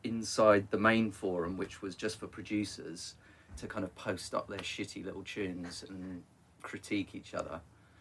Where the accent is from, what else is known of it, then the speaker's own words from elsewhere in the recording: Luton, East of England, United Kingdom; So I'm from Luton originally